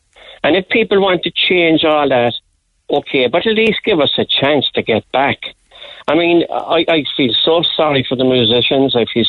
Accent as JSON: {"language": "English", "country": "Ireland", "said": "And yet, we're Irish dancing, our Irish culture."}